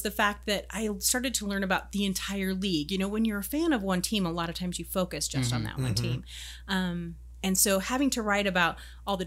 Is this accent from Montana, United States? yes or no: yes; Montana, United States; I grew up in Montana where there is no professional football team.